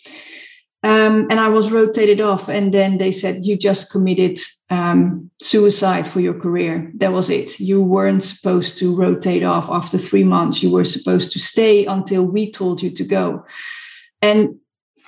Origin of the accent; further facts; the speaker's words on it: Netherlands; also born or lived in South Africa; now in United Kingdom; I'm from the Netherlands